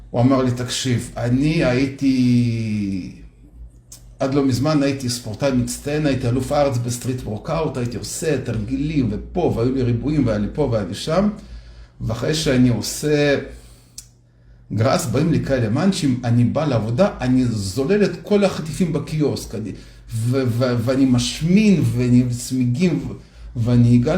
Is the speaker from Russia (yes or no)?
no; Minsk, Minsk Region, Belarus; also born or lived in Soviet Union; אז גדלתי בברית המועצות, במינסק, ביחד בלרוס. וגרנו בבניין דירות כזה מאוד גדול